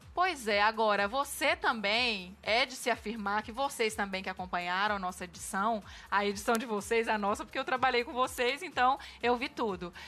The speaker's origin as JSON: {"language": "Portuguese", "region": "interior of Minas Gerais", "country": "Brazil", "said": "lá na minha cidade também, que é interior de Minas"}